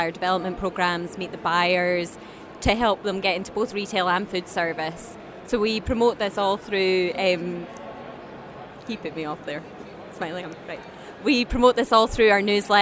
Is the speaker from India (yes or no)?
no; Perth, Scotland, United Kingdom; moved away as an adult; now in Edinburgh, United Kingdom; Born and bred Perth, and then live in Edinburgh too.